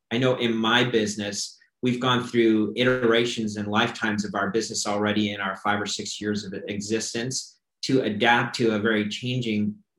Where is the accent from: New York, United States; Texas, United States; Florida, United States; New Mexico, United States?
Florida, United States; When we look at my home state of Florida, for example, and we see Planet 13 coming into the market